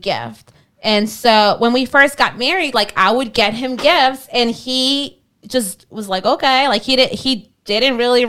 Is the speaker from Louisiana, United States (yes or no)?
yes; Kenner, Louisiana, United States; also born or lived in Mexico; we literally lived on the same street